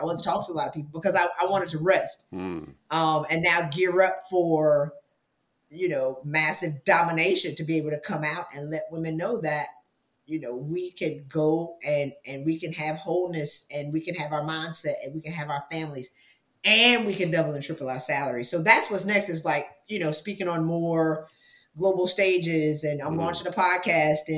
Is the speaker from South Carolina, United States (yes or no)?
yes; South Carolina, United States; I'm from South Carolina